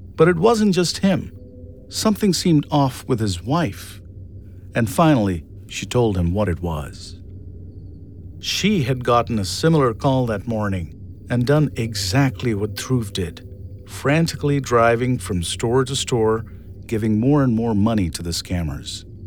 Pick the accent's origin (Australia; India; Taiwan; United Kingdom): India; moved away; I was born and raised in India